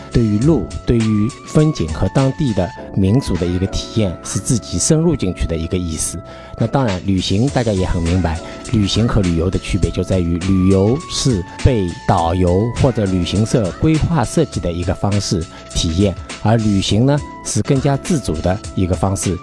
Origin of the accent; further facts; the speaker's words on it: China; 我们中国人大多数的一个主流的文化